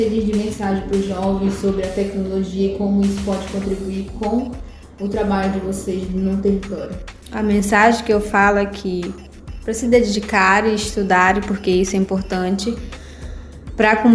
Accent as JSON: {"language": "Portuguese", "town": "Vila Brasil", "region": "Pará", "country": "Brazil", "said": "tenho 20 anos, sou de Vila Brasil."}